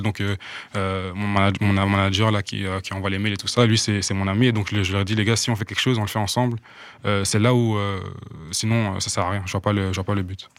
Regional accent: Burundi; now in Belgium; j'ai grandi au Burundi. Mhm. moi, je suis arrivé en Belgique en 2013

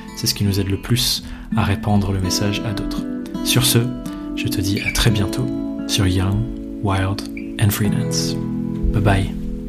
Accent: England, United Kingdom; French is a second language; now in France; je suis anglais

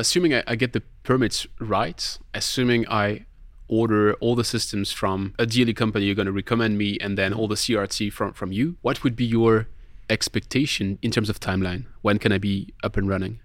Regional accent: Colmar, Grand Est, France; my hometown is Colmar

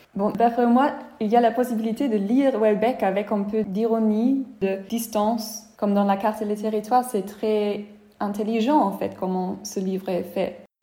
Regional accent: Germany; On se sent un peu flatté en tant qu'Allemand

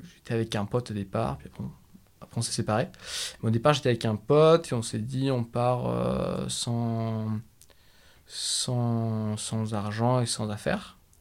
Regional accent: France; on est tous les deux français

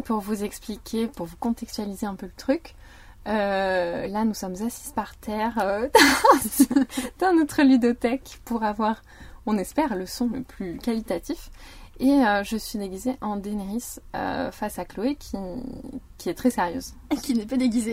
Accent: near Parthenay, Nouvelle-Aquitaine, France; je viens de Viennet, qui est un petit patelin à côté de Partenay

